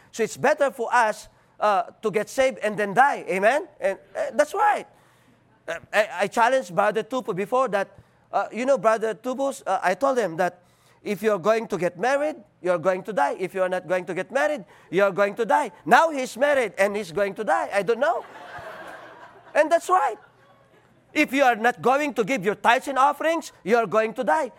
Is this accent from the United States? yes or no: no; Philippines; accent: Filipino; English is a second language; I'm Filipino, I'm not American